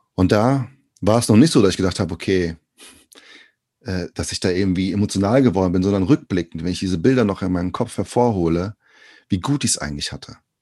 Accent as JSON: {"language": "German", "country": "Brazil", "moved": "yes", "lives_now": "Germany", "said": "aus Brasilien"}